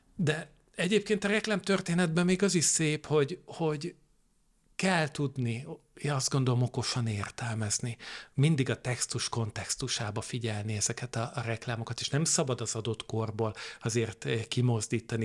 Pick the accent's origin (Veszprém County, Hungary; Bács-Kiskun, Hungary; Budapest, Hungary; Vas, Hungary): Veszprém County, Hungary; Veszprém; én egy ilyen kövér és boldog kisfiú voltam Veszprémben, ott, ott töltöttem a gyermekkoromat